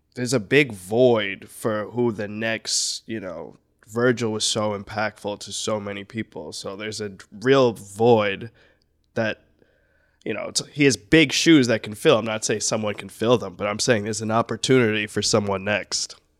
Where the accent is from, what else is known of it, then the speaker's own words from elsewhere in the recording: New York, United States; we're just from New York